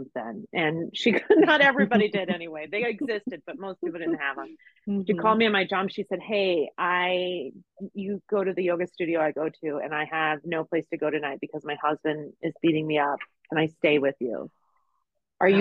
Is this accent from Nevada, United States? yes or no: yes; Las Vegas, Nevada, United States; moved away as an adult; also born or lived in Texas; I'm from Las Vegas